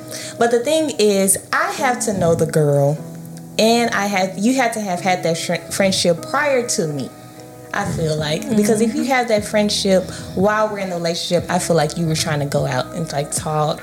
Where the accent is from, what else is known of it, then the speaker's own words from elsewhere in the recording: Dallas, Texas, United States; now in Houston, United States; I am from Dallas, Texas, the Big D, Triple D